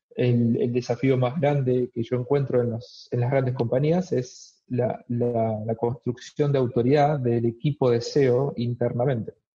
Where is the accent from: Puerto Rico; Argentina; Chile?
Argentina; moved away as an adult; now in Melbourne, Australia; soy argentino